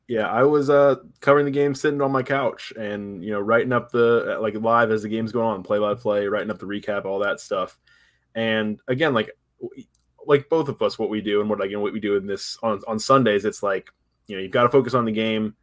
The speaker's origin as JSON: {"language": "English", "town": "Tampa", "region": "Florida", "country": "United States", "tie": "born or raised there", "said": "I grew up in Tampa"}